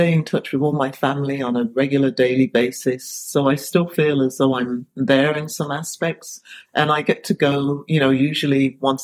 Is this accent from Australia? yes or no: no; Sandwell, West Midlands, United Kingdom; now in Pacific Grove, United States; I'm from what's called the West Midlands, or otherwise known as Sandwell in England